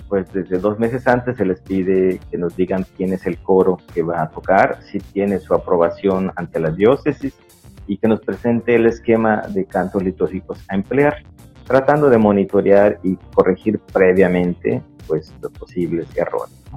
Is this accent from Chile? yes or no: no; Mérida, Yucatán, Mexico; de Mérida, de la colonia Pedregales de Tanlún, que está pegadito a Chuburna y pues eclesialmente, pues bueno, pues dijéramos que de Chuburna, pero legalmente soy de Pedregales